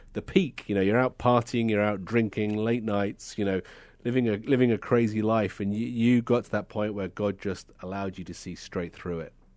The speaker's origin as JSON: {"language": "English", "country": "United Kingdom", "said": "being a Brit"}